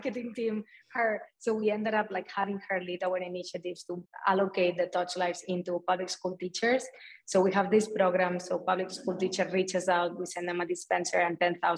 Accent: a small town in Barcelona, Catalonia, Spain; moved away; coming from like a small town in Barcelona

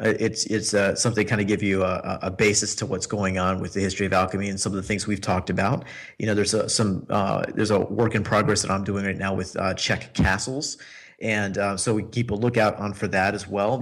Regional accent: United States; now in Prague, Czech Republic; living here in Prague as an American expat

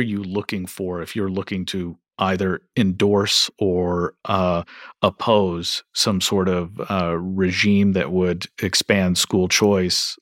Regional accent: Kentucky, United States; I'm from Kentucky

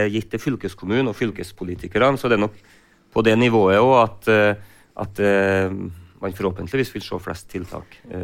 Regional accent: Frosta, Trøndelag, Norway; jeg kommer jo selv fra Frosta og jobber selv i gartnerinæringa

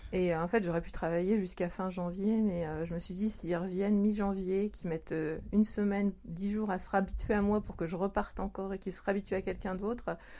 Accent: France; moved away as an adult; now in Japan; je suis française, je suis au Japon depuis 20 ans

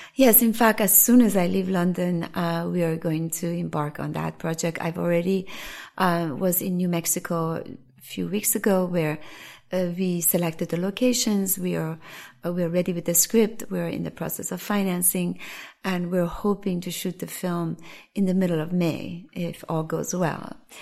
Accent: Iran; now in New York, United States; as an Iranian living in New York for so long

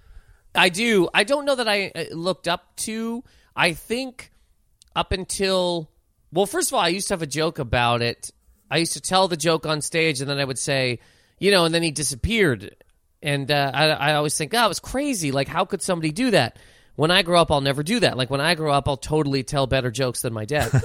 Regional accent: Halifax, Nova Scotia, Canada; moved away as an adult; also born or lived in Toronto; now in New York, United States; growing up in Halifax, where I grew up

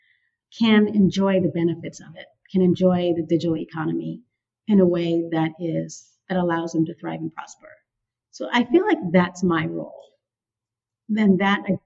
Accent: San Francisco, California, United States; I grew up in San Francisco

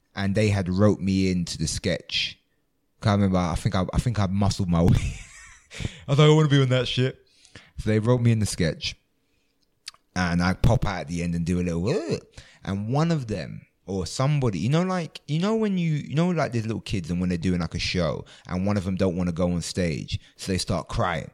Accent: London, United Kingdom; I grew up in London

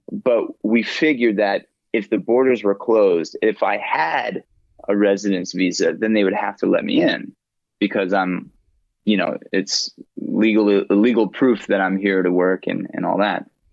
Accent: United States; I'm the American.

